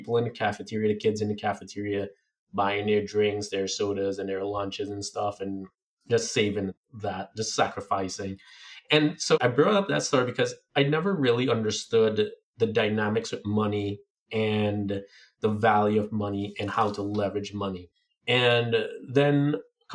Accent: Trinidad & Tobago; moved away; growing up in Trinidad

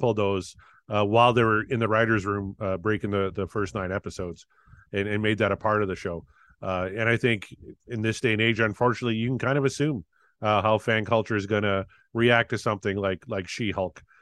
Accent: Weyburn, Saskatchewan, Canada; my hometown here of Weyburn, Saskatchewan

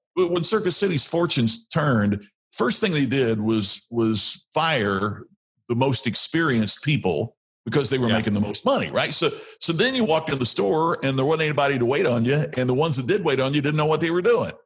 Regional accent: Indiana, United States; I'm from Indiana where we play a lot of basketball

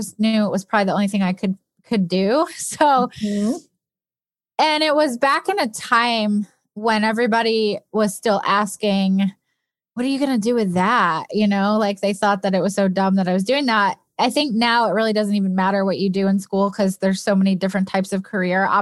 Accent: upstate New York, United States; I grew up in upstate New York

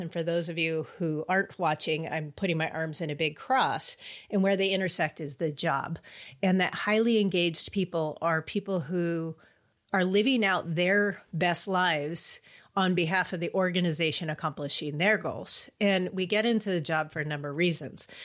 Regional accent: California, United States; I grew up in California, so, you know, that's what we say, stoked

